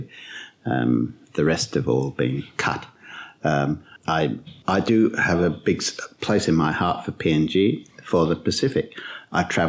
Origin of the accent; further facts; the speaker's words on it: Essex, East of England, United Kingdom; moved away as an adult; now in Australia; I grew up in Essex, east of London